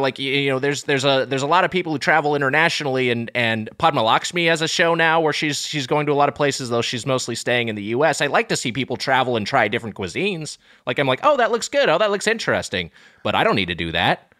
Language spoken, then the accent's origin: English; Long Beach, United States; I'm from Long Beach